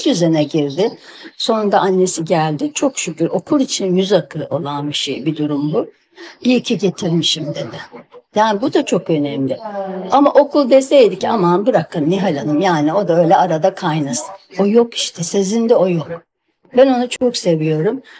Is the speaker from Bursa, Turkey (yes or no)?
yes; Bursa, Turkey; ben Bursalıyım